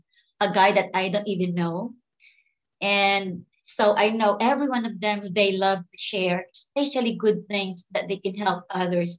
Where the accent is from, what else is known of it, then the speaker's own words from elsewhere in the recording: Philippines; moved away as an adult; now in Houston, United States; I came from the Philippines long time ago.